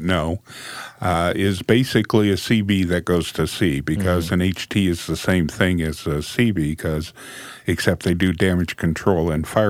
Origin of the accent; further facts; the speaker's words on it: Helena, Montana, United States; I grew up in Helena, Montana